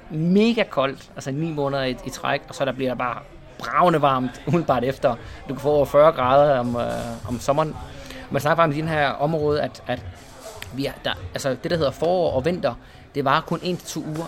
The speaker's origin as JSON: {"language": "Danish", "town": "Esbjerg", "region": "Southern Denmark", "country": "Denmark", "tie": "born or raised there", "also_born_or_lived": "Spain", "moved": "as an adult", "lives_now": "Malaga, Spain", "said": "Jeg er født i Esbjerg"}